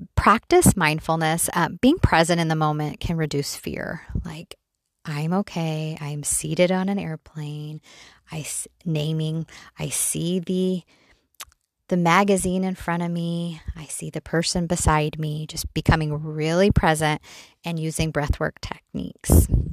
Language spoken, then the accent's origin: English; Mesa, Arizona, United States; We grew up in Mesa, Arizona